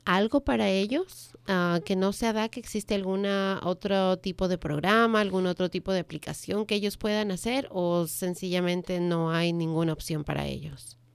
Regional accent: Ecuador; now in United States; soy del Ecuador

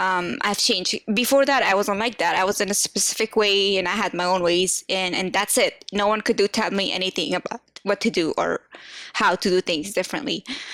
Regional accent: United States; Second, I am from the States and I'm in between the whole American environment team.

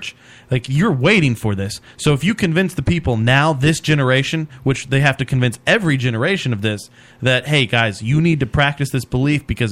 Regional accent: Bible Belt, the South, United States; I grew up in the Bible Belt

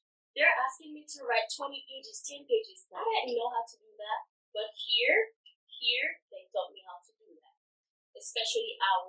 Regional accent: Haiti; English is a second language; now in Irvington, United States; I'm not originally from the United States, I'm actually from Haiti. So English is my third language. I also speak French and I also speak Creole.

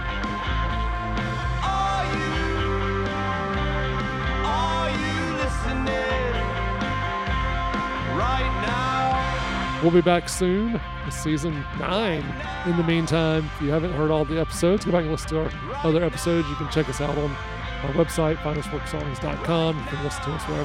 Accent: North Carolina, United States; growing up in North Carolina

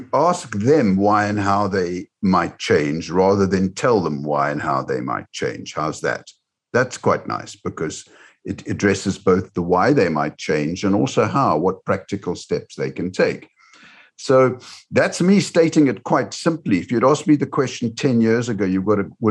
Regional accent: Cape Town, Western Cape, South Africa; moved away; also born or lived in United Kingdom / Sydney, Australia; I grew up in Cape Town, South Africa, and then came over to the United Kingdom. I've lived in Australia.

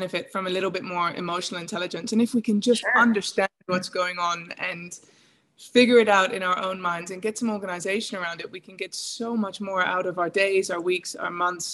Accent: England, United Kingdom; moved away as an adult; also born or lived in Northern Norway; now in Norway; I'm originally from England

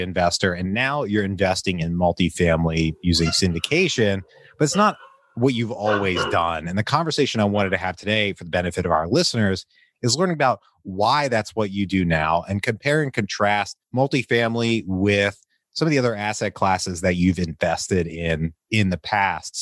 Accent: Richmond, Virginia, United States; moved away; my hometown of Richmond, Virginia

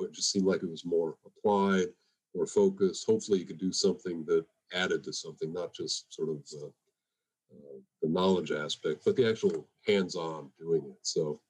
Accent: Boston, Massachusetts, United States; I grew up in the Boston area.

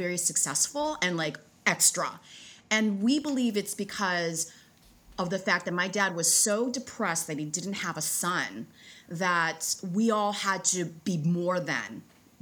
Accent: Chicago, Illinois, United States; born or raised there; moved away as an adult; also born or lived in South Korea; now in San Diego, United States

